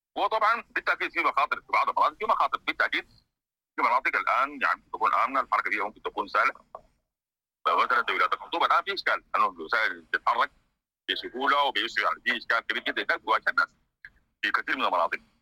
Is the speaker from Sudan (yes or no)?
yes; Sudan; احنا كسودانيين